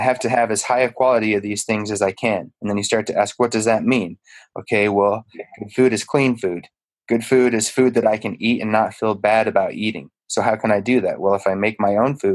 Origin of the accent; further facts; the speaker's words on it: Utah, United States; I grew up in Utah